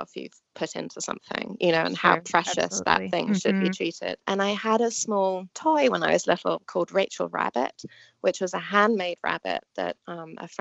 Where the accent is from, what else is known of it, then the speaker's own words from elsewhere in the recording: England, United Kingdom; moved away as an adult; also born or lived in New York, United States; now in United States; I was born in England, and I moved to the States about 17, 18 years ago.